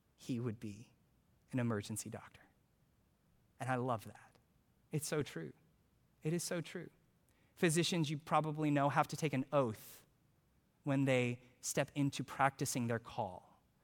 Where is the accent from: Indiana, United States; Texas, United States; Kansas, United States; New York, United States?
Texas, United States; Houston; I'm from Houston